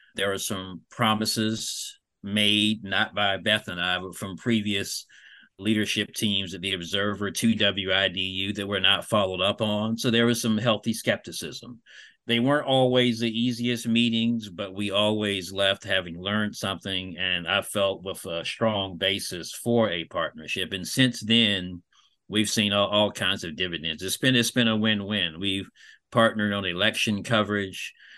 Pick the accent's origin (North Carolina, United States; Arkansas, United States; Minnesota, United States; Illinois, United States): North Carolina, United States; Fayetteville; I am a Fayetteville native.